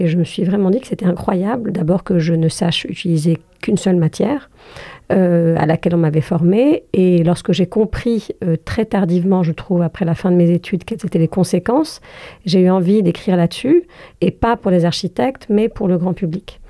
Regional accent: Algeria; je suis algérienne

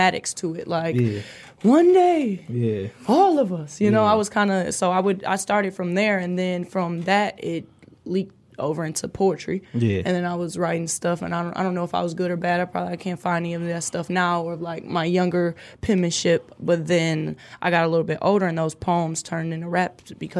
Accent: Detroit, Michigan, United States; I am from Detroit

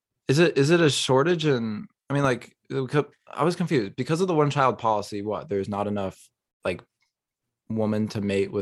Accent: Kazakhstan; Mr. Worldwide. I am from Kazakhstan.

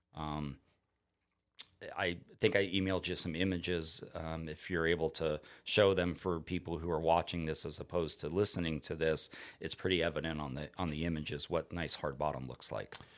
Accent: South Florida, United States; also born or lived in Onslow Bay, North Carolina; now in North Carolina, United States; growing up in South Florida, we would catch red grouper in forty foot of water

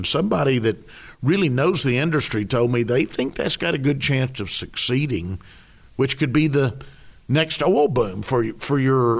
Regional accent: Arkadelphia, Arkansas, United States; The President Treberry and I grew up together in Arkadelphia

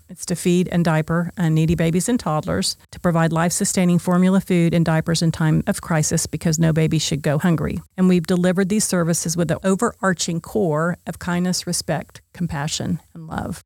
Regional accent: Oklahoma, United States; I chose Oklahoma State because I was from Oklahoma

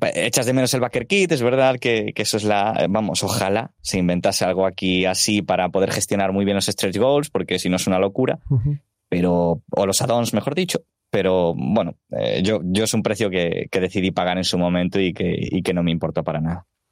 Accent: Galicia, Spain; yo soy gallego, entonces pues el portugués algo voy entendiendo

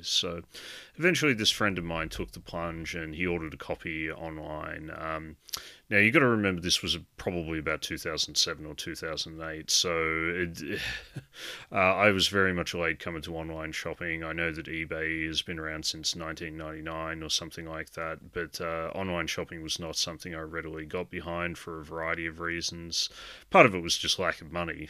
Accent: Australia; growing up in Australia, I'd come from very much a background of watching a lot of slasher films

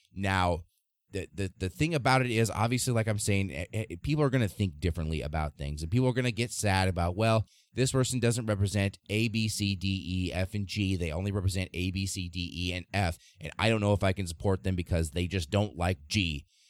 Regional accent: Nebraska, United States; my home state of Nebraska

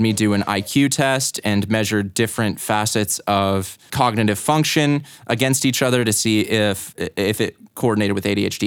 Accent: Boulder, Colorado, United States; also born or lived in Greeley, Colorado / Longmont, Colorado / Louisville, Colorado / Lafayette, Colorado; I was born in Greeley, in nineteen ninety-four, I spent most of my time growing up in Boulder, Colorado

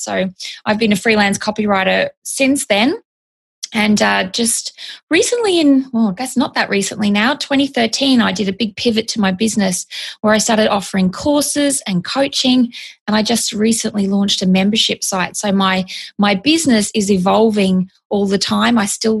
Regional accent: Australia; now in California, United States; I am an Australian copywriter. I'm living in California. So I'm slowly becoming a little Americanized, changing the way I'm talking, slowly but surely.

